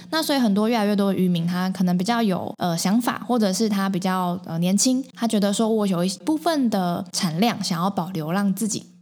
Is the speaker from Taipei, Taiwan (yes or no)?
yes; Taipei, Taiwan; moved away as an adult; also born or lived in Qigu, Tainan; now in Tainan, Taiwan; 我五年前投入七股之前，其实我一直都是在都市长大的小孩。因为我是台北人嘛，嗯，嗯。然后，呃，来台南念书，但是也还是待在台南市区